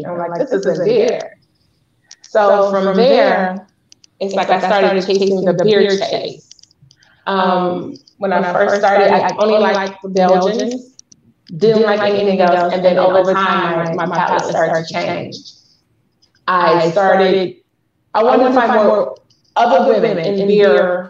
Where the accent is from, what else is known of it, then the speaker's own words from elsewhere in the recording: Chicago, Illinois, United States; I'm from Chicago.